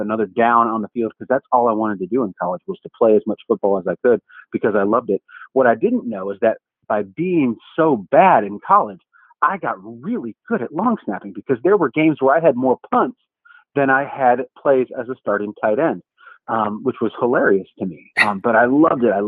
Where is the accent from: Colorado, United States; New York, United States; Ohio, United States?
Ohio, United States; Cleveland; I grew up in Cleveland, Ohio as a three-sport star